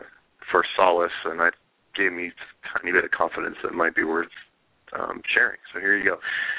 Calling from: Berkeley, California, United States; I'm calling from Berkeley, California.

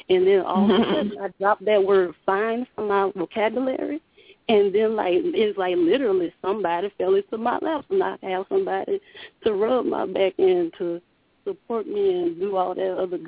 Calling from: Louisiana, United States; This is …. I'm calling from Louisiana.

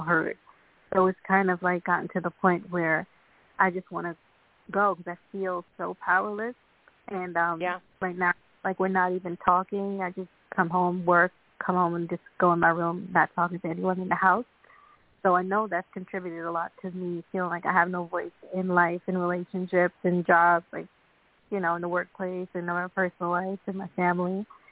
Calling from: Long Island, New York, United States; I'm calling from Long Island, New York

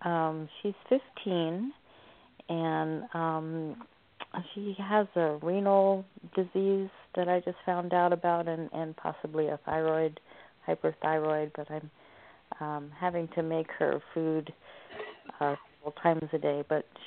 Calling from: Oregon, United States

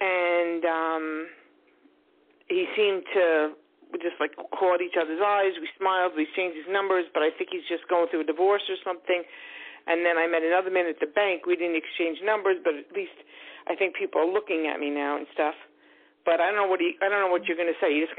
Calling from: New York, United States; I call you from New York.

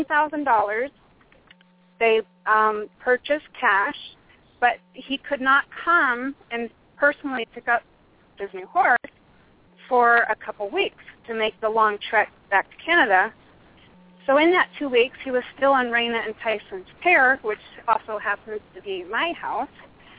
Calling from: Phoenix, Arizona, United States; I am in the southeast corner of Phoenix, Arizona.

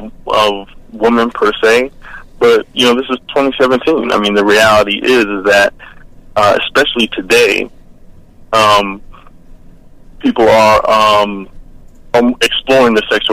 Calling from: Atlanta, Georgia, United States

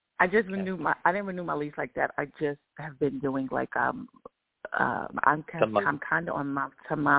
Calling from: Georgia, United States; I'm still in Georgia.

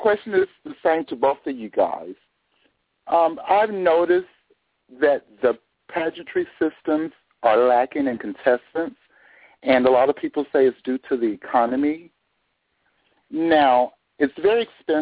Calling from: Orlando, Florida, United States; I'm calling from Orlando, Florida.

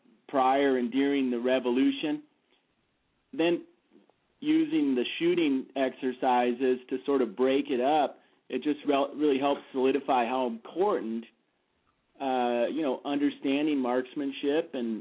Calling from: Pine River, Minnesota, United States; I'm calling from Pine River, Minnesota.

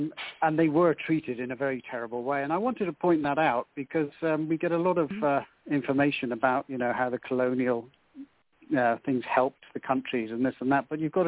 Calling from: Kenya; I'm calling from Kenya in East Africa.

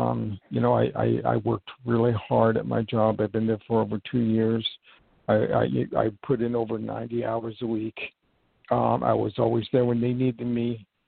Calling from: New York, United States; I'm calling from

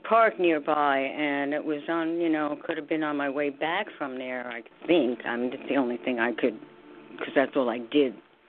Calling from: New York, United States; New York.

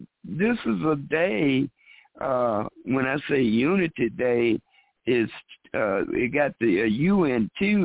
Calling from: Chicago, Illinois, United States; from Chicago.

